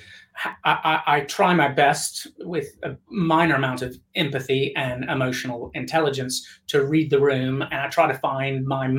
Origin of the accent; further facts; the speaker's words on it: Tennessee, United States; I'm from Tennessee